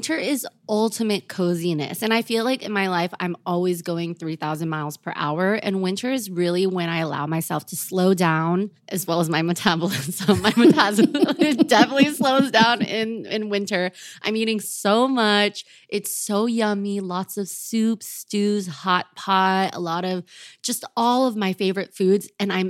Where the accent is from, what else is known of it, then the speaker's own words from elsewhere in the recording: East Coast, United States; I'm from the East Coast. It was pretty cold in the winter, man.